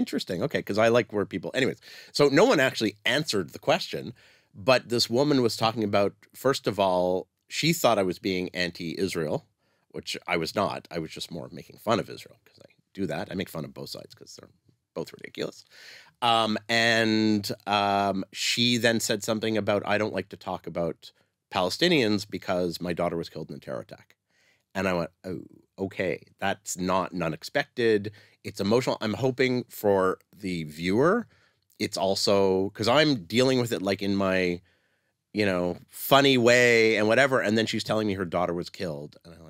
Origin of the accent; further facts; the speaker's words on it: Canada; I'm Canadian.